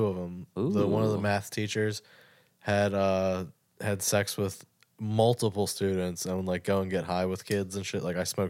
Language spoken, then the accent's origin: English; Glen Burnie, Maryland, United States; also born or lived in Annapolis, Maryland; I am from Glen Burnie.